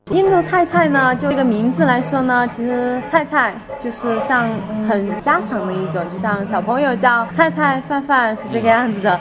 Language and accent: Chinese; China; 不像我们中国人